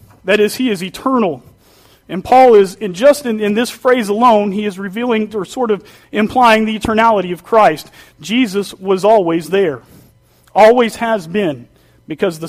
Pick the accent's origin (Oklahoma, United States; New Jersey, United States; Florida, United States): Oklahoma, United States; Duncan; moved away; coming from Oklahoma